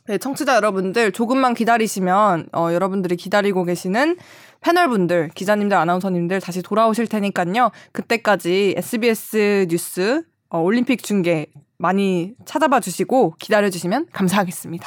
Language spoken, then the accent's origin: Korean; Cheonan, South Chungcheong, South Korea; 제 고향이 천안인데